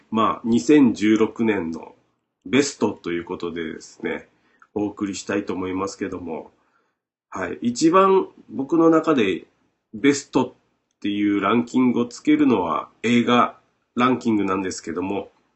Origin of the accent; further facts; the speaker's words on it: Shimabara, Nagasaki, Japan; accent: Shimabara dialect; ずっと喋ってます僕らの島原弁